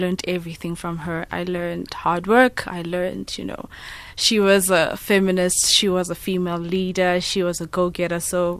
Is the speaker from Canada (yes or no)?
no; Livingstone, Southern Province, Zambia; born there; I was born in exile. I was born in Livingstone in Zambia because my grandma was not allowed to come back.